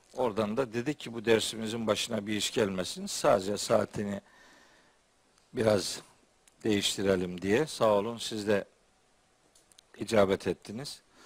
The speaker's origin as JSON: {"language": "Turkish", "region": "Trabzon", "country": "Turkey", "said": "bir Trabzonlu olarak"}